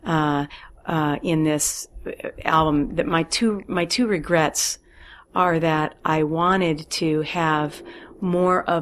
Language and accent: English; Wisconsin, United States; moved away; I grew up in Wisconsin